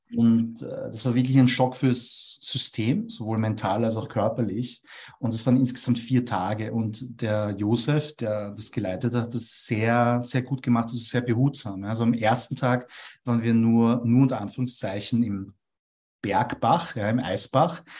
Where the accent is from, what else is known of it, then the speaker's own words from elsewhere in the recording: Vienna, Austria; first language German; Ich bin in Wien geboren und aufgewachsen, also ich bin auch in einen Wiener Kindergarten gegangen.